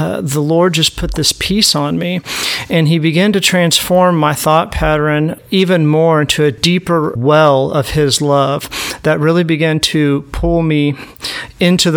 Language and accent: English; Southwest Missouri, United States; I'm from Southwest Missouri